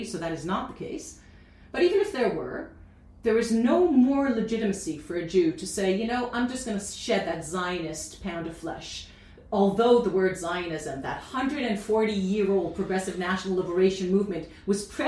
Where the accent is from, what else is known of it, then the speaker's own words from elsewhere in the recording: Canada; now in Israel; as Canadian, and I'm both